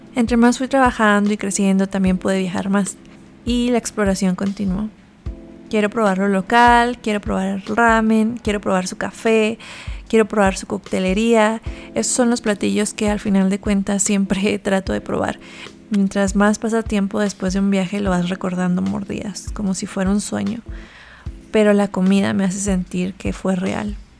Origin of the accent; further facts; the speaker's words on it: Chihuahua, Mexico; now in Mexico City, Mexico; Como crecí en Chihuahua, comí comida sencilla